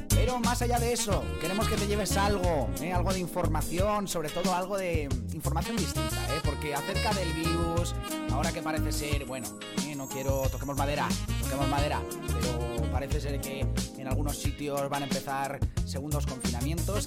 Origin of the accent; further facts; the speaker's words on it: Denia, Valencian Community, Spain; now in United Kingdom; yo soy de Denia, de Alicante